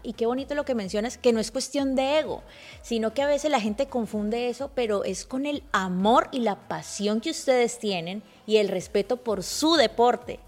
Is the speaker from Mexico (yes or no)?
no; Colombia; now in Miami, United States; yo soy colombiana